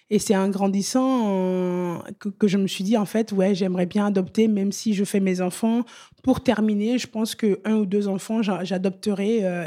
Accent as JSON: {"language": "French", "country": "France", "said": "quand on revient en France parce que on est français"}